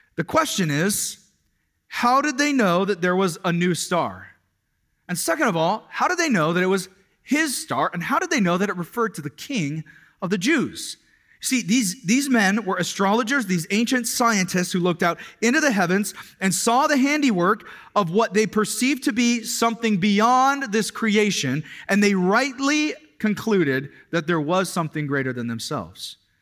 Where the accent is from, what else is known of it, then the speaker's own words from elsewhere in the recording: Kirkland, Washington, United States; I was growing up in the Kirkland, Washington area.